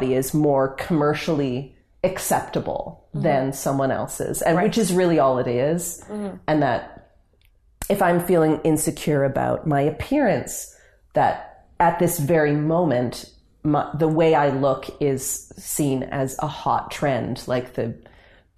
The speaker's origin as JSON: {"language": "English", "country": "Canada", "said": "I love being Canadian, and I'm very proud to be Canadian"}